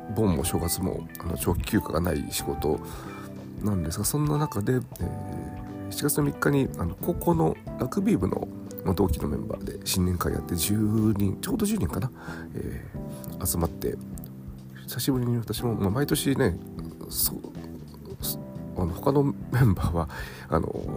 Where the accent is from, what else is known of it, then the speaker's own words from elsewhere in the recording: Nagoya, Aichi, Japan; 地元名古屋